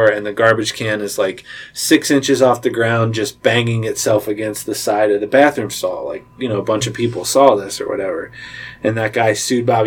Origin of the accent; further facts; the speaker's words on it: Cincinnati, Ohio, United States; I'm from the Cincinnati side, and I hadn't been on the Northern Kentucky side for very long